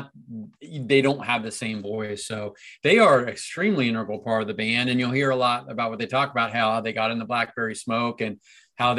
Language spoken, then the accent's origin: English; Cincinnati, Ohio, United States; I'm from Cincinnati